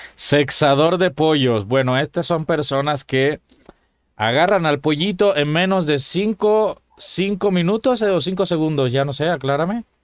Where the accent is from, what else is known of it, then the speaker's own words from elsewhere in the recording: Cuba; moved away; En mi tierra, en mi país, Cuba